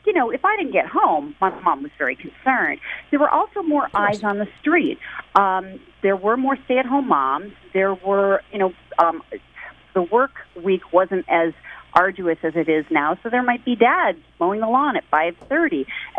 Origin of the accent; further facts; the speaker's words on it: Midwest, United States; also born or lived in New York / Michigan / Minnesota / Ohio; I grew up mostly in the Midwest. I was born in New York, but I lived in Michigan, Minnesota, Ohio, and Illinois.